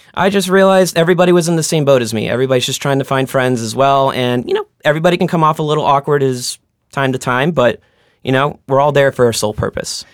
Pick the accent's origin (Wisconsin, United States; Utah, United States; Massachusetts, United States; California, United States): Massachusetts, United States; Boston; I'm from Boston, born and bred. I grew up in Roslindale